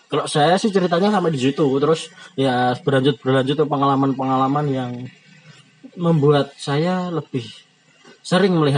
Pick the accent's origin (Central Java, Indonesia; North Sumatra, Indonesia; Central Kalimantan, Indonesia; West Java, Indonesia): Central Java, Indonesia; Surakarta; accent: Javanese; ya sebelumnya kita berasal dari Solo ya jadi kalau bahasanya bahasa Indonesia nya agak medok ke Jawa